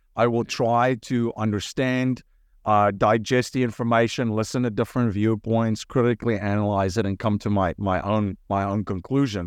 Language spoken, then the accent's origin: English; South Africa; moved away as an adult; now in United States; I grew up in, in South Africa